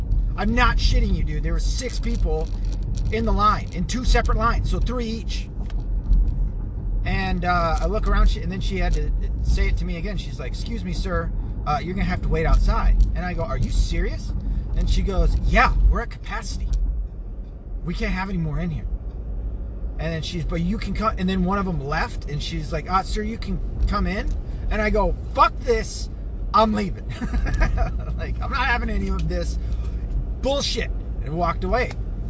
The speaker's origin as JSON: {"language": "English", "region": "the South", "country": "United States", "accent": "southern", "said": "You see how far gone my southern accent is."}